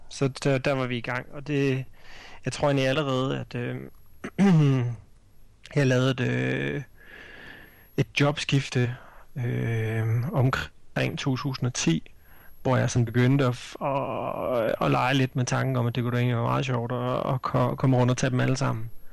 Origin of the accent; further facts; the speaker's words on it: Denmark